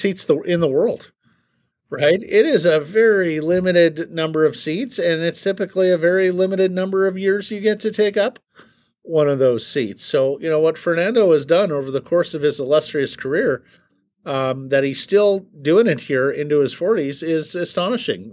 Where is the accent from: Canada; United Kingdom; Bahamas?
Canada; as a Canadian